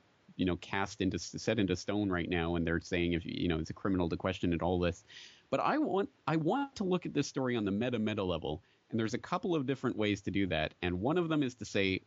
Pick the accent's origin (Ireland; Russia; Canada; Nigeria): Canada; now in Japan; I'm a Canadian sitting here in Japan